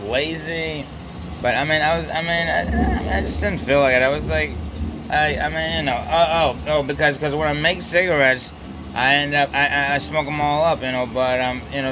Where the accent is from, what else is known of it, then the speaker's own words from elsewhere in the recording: Philadelphia, Pennsylvania, United States; I was born in Philadelphia, I still live here